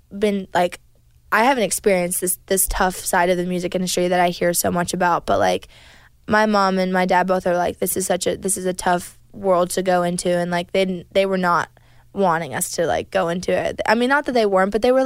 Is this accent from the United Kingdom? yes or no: no; Canada; moved away; also born or lived in Nashville; We are from Canada